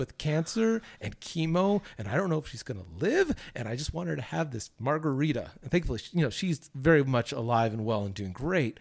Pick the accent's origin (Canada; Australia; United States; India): United States; Southern California; the church that I grew up with in Southern California